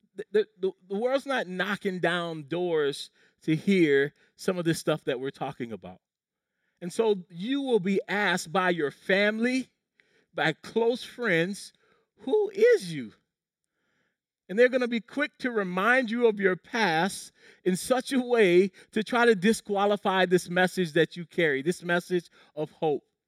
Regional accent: Low Country, South Carolina, United States; When I was a kid growing up in the Low Country, South Carolina

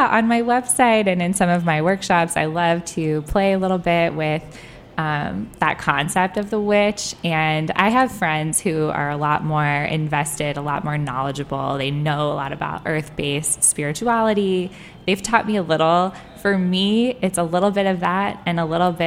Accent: California, United States; now in Washington, D.C., United States; I grew up in California, really liberal family, really liberal area.

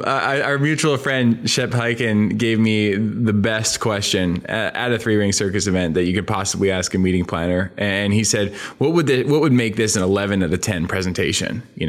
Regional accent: Canada; You know, I'm from a small town in interior Canada. We had 20,000 people

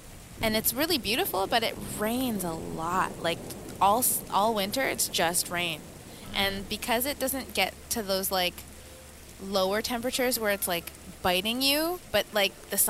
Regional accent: Vancouver, British Columbia, Canada; moved away as an adult; now in Montreal, Canada; I'm from Vancouver

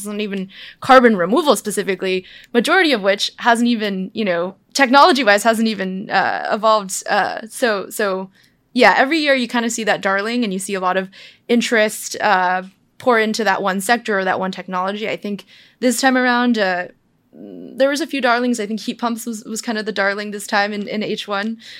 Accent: United States; I'm Chinese. I'm American born, but Chinese

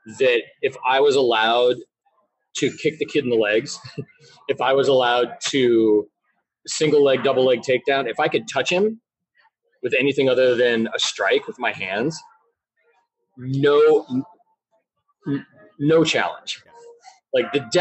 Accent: Tacoma, Washington, United States; I grew up in Tacoma

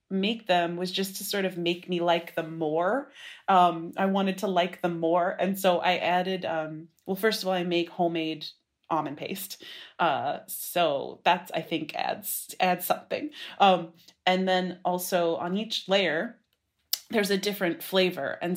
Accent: Brooklyn, New York, United States; I wanted to be in Brooklyn for sure. I'm from Brooklyn and uh, to some extent I moved here when I was 15

